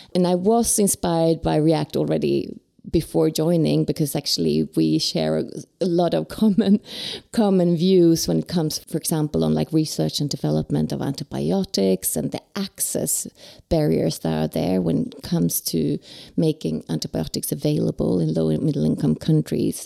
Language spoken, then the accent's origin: English; Sweden; I'm from Sweden